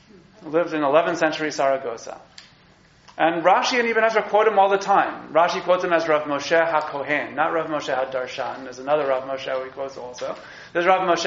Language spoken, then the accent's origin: English; New York, United States; As a New Yorker